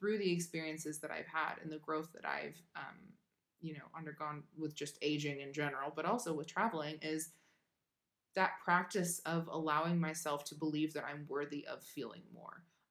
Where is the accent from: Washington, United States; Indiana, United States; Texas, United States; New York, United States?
Washington, United States; moved away